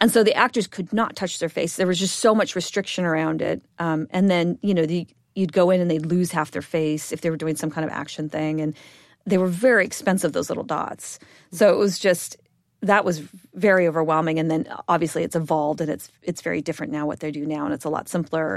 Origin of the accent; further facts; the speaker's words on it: Bellevue, Washington, United States; I grew up in Bellevue, Washington, which is a suburb of Seattle